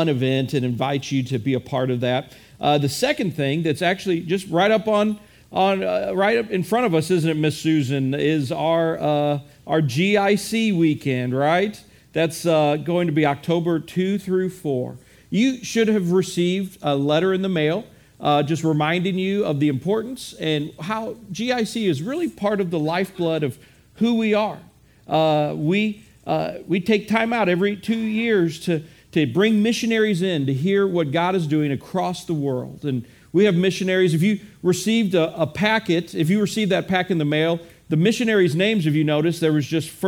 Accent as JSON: {"language": "English", "region": "Midwest", "country": "United States", "said": "I am a Midwesterner"}